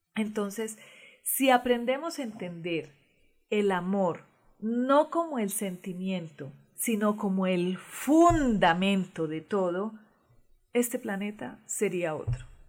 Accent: Colombia; moved away; en todos mis documentos colombianos dice nacida en Venus, Colombia

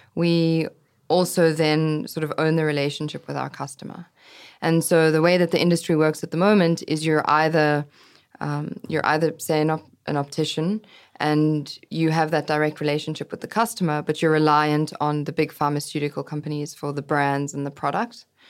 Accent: South Africa; moved away as an adult; also born or lived in London / New York; growing up in South Africa

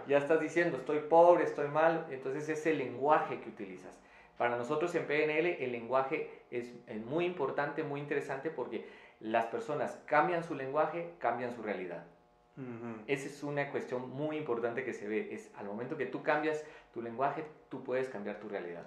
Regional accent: Quetzaltenango, Guatemala; en la ciudad donde yo, de donde yo vengo, en Quetzaltenango, en Guatemala

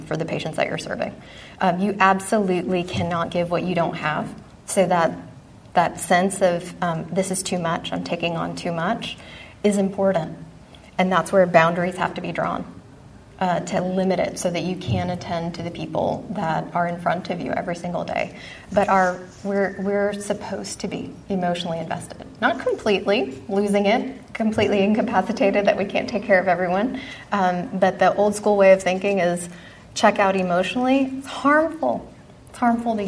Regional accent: Texas, United States; moved away as an adult; I grew up in Texas, was hell-bent to get out of the Bible-thumping Southern Baptist environment

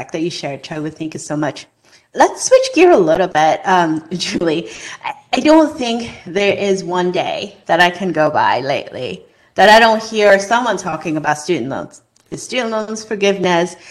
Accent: Hong Kong; moved away as an adult; now in United States; when I was growing up in Hong Kong

